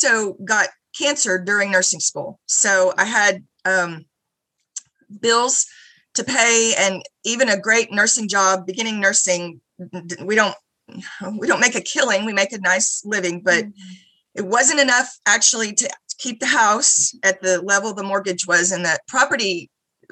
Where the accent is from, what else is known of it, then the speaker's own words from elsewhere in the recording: Houston, Texas, United States; moved away as an adult; now in College Station, United States; I grew up in Houston, went to A&M back in the mid-80s.